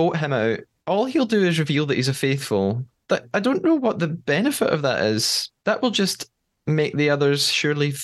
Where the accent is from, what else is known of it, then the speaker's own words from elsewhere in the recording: United Kingdom; As a British person, we don't pronounce it like this